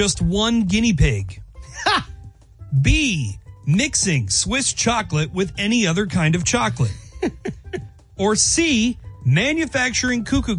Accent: Wichita, Kansas, United States; the Wichita State Shockers back in my hometown

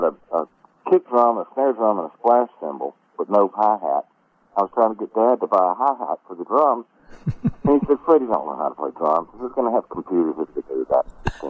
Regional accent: Mississippi, United States; born or raised there

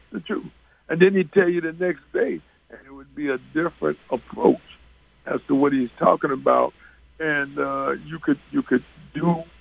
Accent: New York, United States; I knew of Nate when he was in high school because we're both from the New York

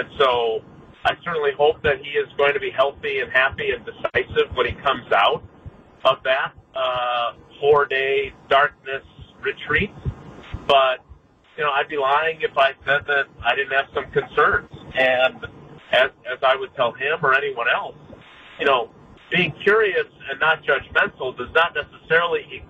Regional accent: Wisconsin, United States; I grew up in Wisconsin

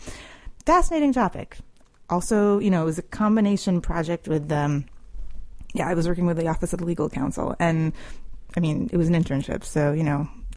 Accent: Lexington, Massachusetts, United States; moved away as an adult; also born or lived in Chicago / Moscow; now in Washington, D.C., United States; I'm from Lexington, Massachusetts

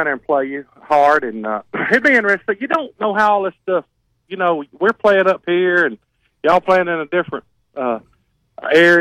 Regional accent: Locust Fork, Alabama, United States; I'm from Locust Fort

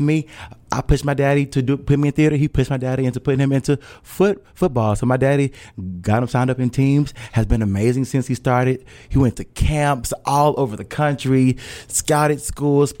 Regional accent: Hattiesburg, Mississippi, United States; moved away as an adult; now in Louisville, United States; me being born and raised in Hattiesburg and being in Louisville, Kentucky

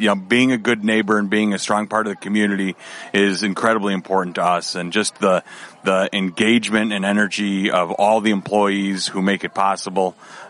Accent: Downers Grove, Illinois, United States; moved away as an adult; now in Ottawa, United States; I grew up in Downers Grove and then moved out about 19 years ago out to Ottawa.

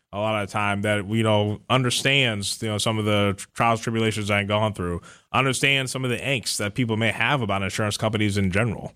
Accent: Cleveland, Ohio, United States; moved away as an adult; now in Milwaukee, United States; I'm originally from the Cleveland area, but I recently relocated to Milwaukee.

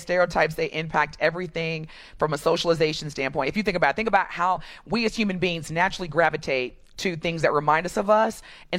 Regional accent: Milwaukee, Wisconsin, United States; moved away; also born or lived in Dallas; I'm either from Milwaukee or I live in Milwaukee.

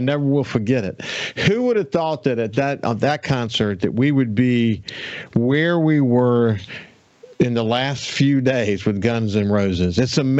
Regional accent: Birmingham, Alabama, United States; now in Mississippi, United States; I was born in Birmingham.

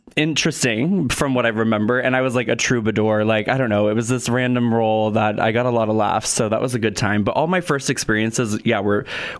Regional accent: Portland, Oregon, United States; moved away as an adult; also born or lived in Los Angeles / New York / Vermillion, South Dakota; now in Sioux Falls, United States; I am originally from Portland, Oregon

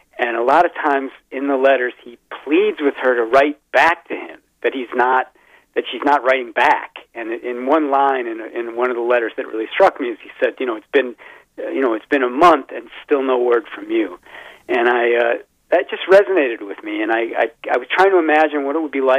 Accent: Midwest, United States; also born or lived in Wisconsin; now in Vermont, United States; I live in Vermont, and, you know, although I'm from the Midwest, spent a lot of time in Wisconsin

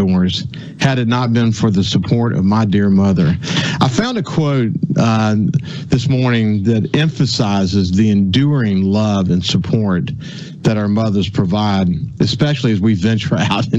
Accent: Gulfport, Mississippi, United States; also born or lived in Birmingham, Alabama / Mobile, Alabama / Pensacola, Florida; I came to Gulfport when I was four. So, you know, I was born in Birmingham, lived in Mobile, and then Pensacola, then moved here

